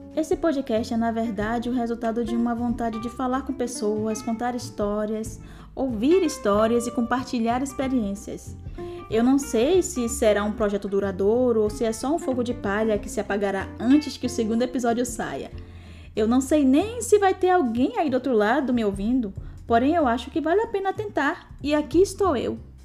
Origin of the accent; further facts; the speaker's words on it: Salvador, Bahia, Brazil; now in Östersund, Sweden; Eu sou de Salvador, Bahia, mais precisamente de uma comunidade chamada Brongo, que fica no bairro do Palmiúdo